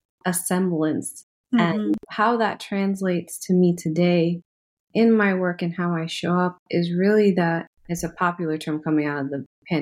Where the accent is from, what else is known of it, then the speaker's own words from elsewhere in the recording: Trinidad & Tobago; aside from identifying as Trinidadian, I've never been to India.